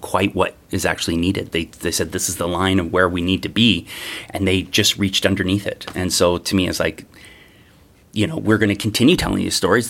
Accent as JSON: {"language": "English", "area": "Treaty Three territory", "region": "Ontario", "country": "Canada", "tie": "born or raised there", "moved": "yes", "lives_now": "Toronto, Canada", "said": "I was raised mostly in Treaty Three territory."}